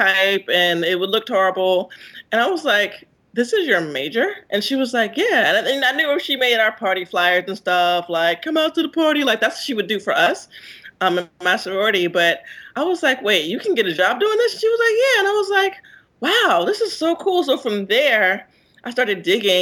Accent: South Carolina, United States; I'm from South Carolina

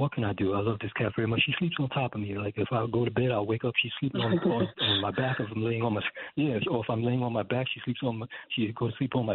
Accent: New York City, New York, United States; I am from Canarsie, like yourself, Chris

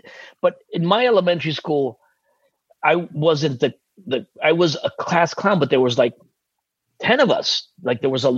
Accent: New Jersey, United States; first language Spanish; English is a second language; also born or lived in Cuba / Caracas, Venezuela / Massachusetts; That's where I grew up, in New Jersey.

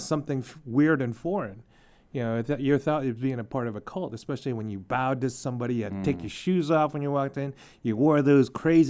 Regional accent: United States; I was born and raised here in America.

